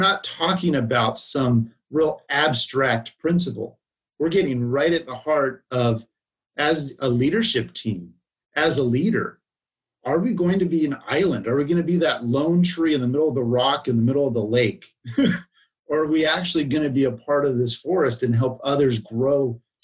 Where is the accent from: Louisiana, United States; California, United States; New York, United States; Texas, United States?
California, United States; Bay Area; growing up in the Bay Area